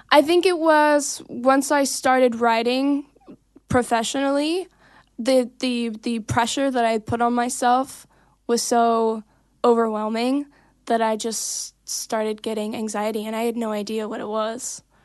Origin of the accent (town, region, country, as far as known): Santa Clarita, California, United States; born or raised there; also born or lived in Davenport, Iowa